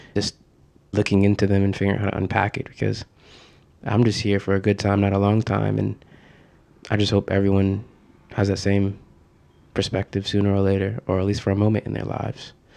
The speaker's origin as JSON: {"language": "English", "town": "Norwalk", "region": "Connecticut", "country": "United States", "tie": "born or raised there", "also_born_or_lived": "Bridgeport, Connecticut", "said": "I grew up in Norwalk, Connecticut, it's like an hour outside of New York City"}